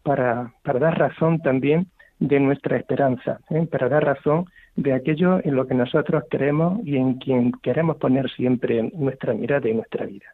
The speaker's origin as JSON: {"language": "Spanish", "town": "Baeza", "region": "Andalusia", "country": "Spain", "tie": "born or raised there", "said": "estoy hablando ahora mismo desde mi pueblo natal, que es Baeza"}